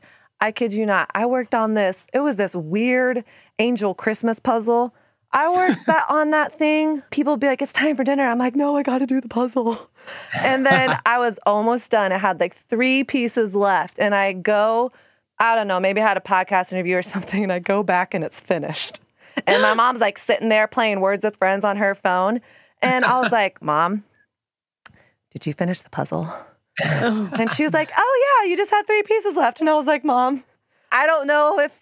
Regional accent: Texas, United States; also born or lived in Brooklyn; now in New York, United States; I grew up in Texas

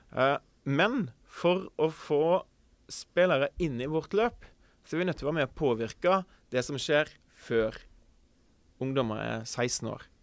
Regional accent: Kvinnherad, Vestland, Norway; also born or lived in Oslo; now in Sandefjord, Norway; Født og oppvokst i Kvinnherad, som er en kommune i eh, Sunnhordland

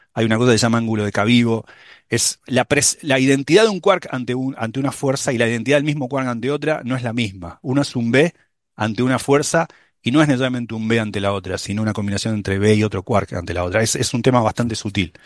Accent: Buenos Aires, Argentina; also born or lived in Manhattan, New York; now in New York, United States; yo, soy porteño en Buenos Aires, no salgo de Buenos Aires.

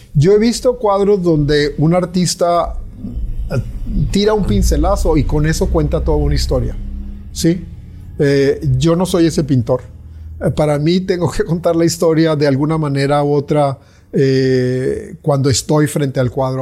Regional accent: Mexico; moved away as an adult; now in Mérida, Mexico; si soy mexicano, pues tengo que tener una voz de, lo que vivo, ¿no? Pero yo tengo 67 años y yo salí de mi país

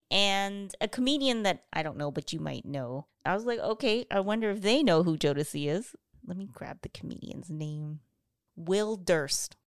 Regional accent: Canada; growing up in Canada

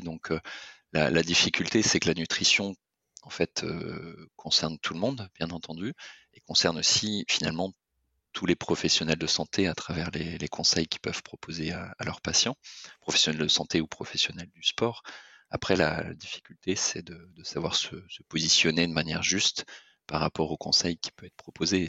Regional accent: Lorient, Brittany, France; je suis breton d'origine, euh, l'orientais exactement.

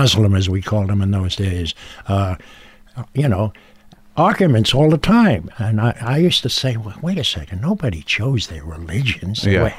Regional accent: New York City, New York, United States; as a kid growing up in Brooklyn, which is known as the city of churches.

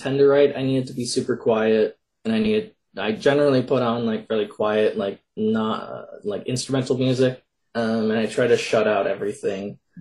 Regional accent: Minnesota, United States; I'm from Minnesota

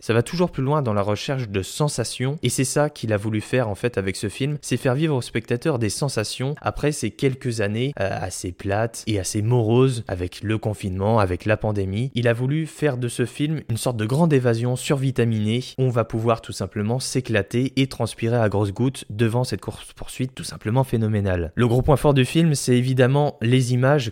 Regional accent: France; chez nous en France

